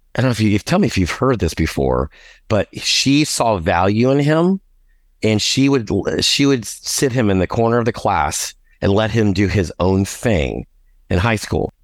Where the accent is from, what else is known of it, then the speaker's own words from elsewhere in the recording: New Orleans, Louisiana, United States; also born or lived in Galveston, Texas; now in Houston, United States; I was born in Galveston, but when I was three months old, we moved to New Orleans. So New Orleans is my home